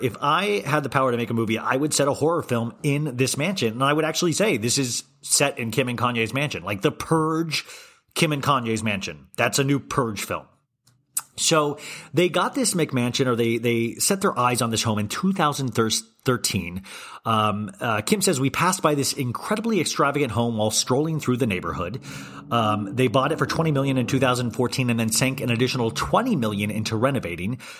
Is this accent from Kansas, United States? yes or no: yes; Kansas, United States; am I just too Midwestern and I was raised in Kansas